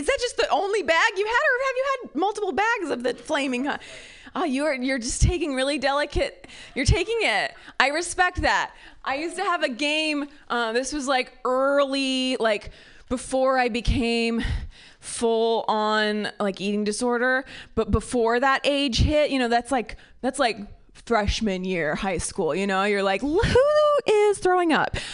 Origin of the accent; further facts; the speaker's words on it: near Cincinnati, Ohio, United States; now in California, United States; I'm from Ohio, uh, the like rural, uh, very conservative part of Ohio near Kentucky. Cincinnati is the city